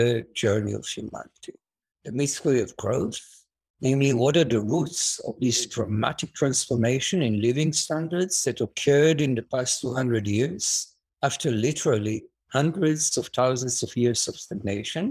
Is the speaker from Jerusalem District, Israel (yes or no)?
yes; Jerusalem, Jerusalem District, Israel; So I was born and raised in Jerusalem